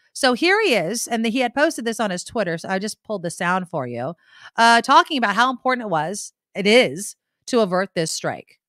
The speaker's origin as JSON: {"language": "English", "town": "San Jose", "region": "California", "country": "United States", "tie": "born or raised there", "said": "my hometown, San Jose, where I live"}